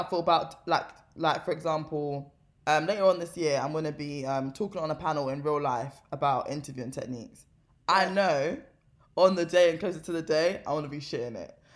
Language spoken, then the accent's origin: English; London, United Kingdom; I'm also from South London